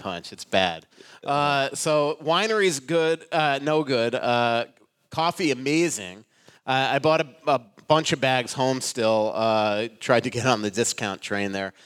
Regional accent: Florida, United States; moved away; I grew up in Florida

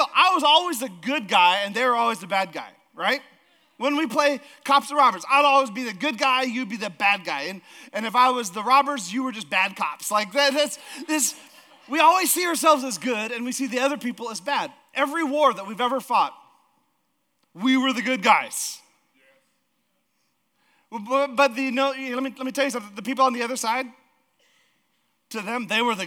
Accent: Alaska, United States; now in Idaho, United States; we're from Alaska.

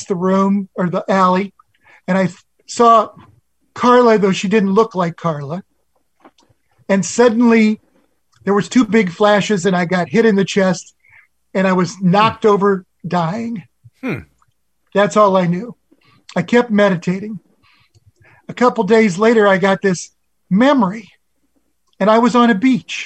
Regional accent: Nebraska, United States; I had never seen a beach before. I was from Nebraska

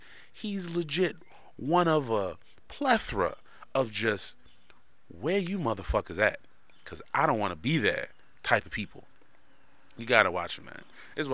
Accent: Bronx, New York, United States; I'm from the Bronx, nigga, Harlem. BX Borough, 24th North.

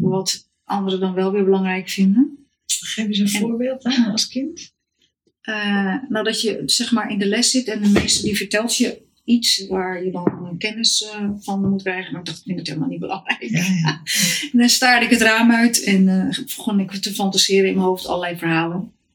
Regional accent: Heemstede, North Holland, Netherlands; moved away as an adult; also born or lived in Haarlem / Amsterdam; Haarlem ben ik eh, geboren in Heemstede opgegroeid

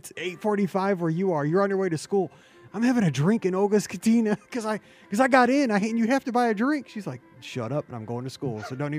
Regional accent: St. Louis, Missouri, United States; I'm from St. Louis, man.

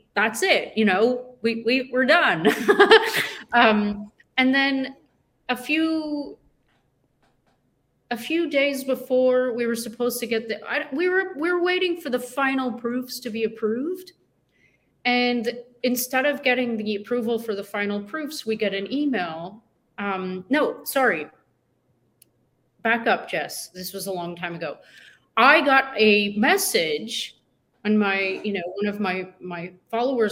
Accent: Canada; being Canadian

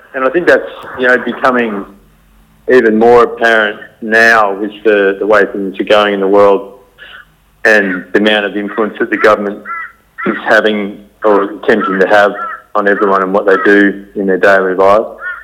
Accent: Australia; our Western culture of growing up in Australia

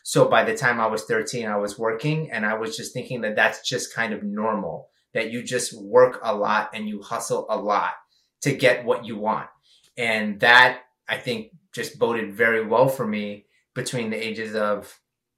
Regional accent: New York City, New York, United States; I come from very humble beginnings in Flushing, Queens in New York

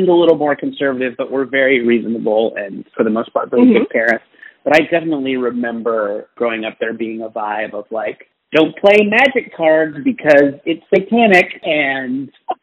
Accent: Orange County, California, United States; also born or lived in Santa Cruz; I grew up in Orange County, which is very conservative

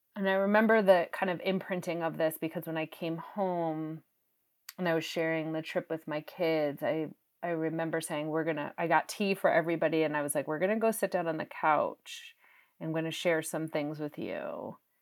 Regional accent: New England, United States; I'm from New England

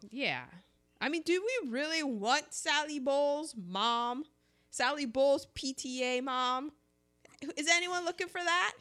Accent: United States; I'm an American.

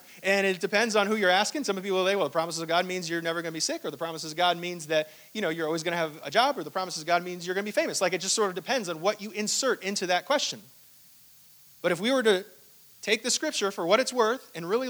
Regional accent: Hong Kong; I was born in Hong Kong, and I don't remember a thing of it

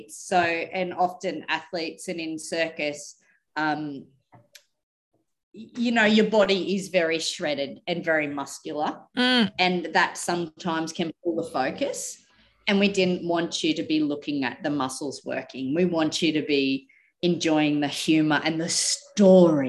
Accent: Winton, Queensland, Australia

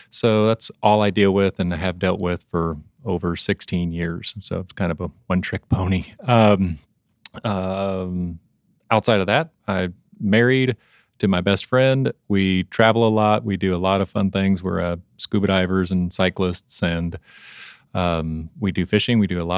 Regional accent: Oklahoma, United States; I am from Oklahoma.

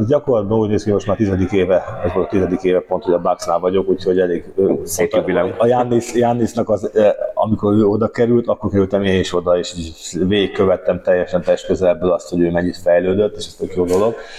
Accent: Hungary; magyarként mindig is érdekelt az, hogy mi történik itthon

